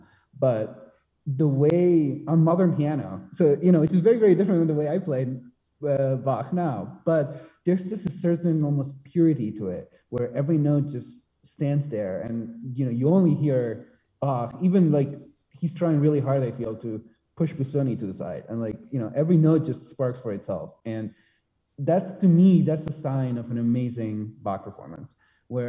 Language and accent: English; Spain; moved away as an adult; now in United States; I'm from Spain. I have a very, very strong, I would say, Spanish identity, even if I've been in the US for a long time, for almost half my life now.